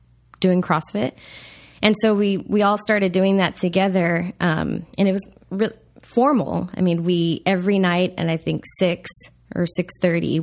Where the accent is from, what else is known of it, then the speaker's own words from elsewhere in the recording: Laredo, Texas, United States; moved away; We grew up in Texas on the border, Laredo.